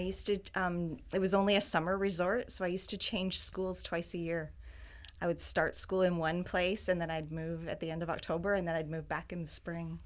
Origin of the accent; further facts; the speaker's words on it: Wiarton, Ontario, Canada; moved away as an adult; also born or lived in Waterloo, Ontario / Toronto, Ontario; now in Vancouver, Canada; I was actually born in Wyerton, Ontario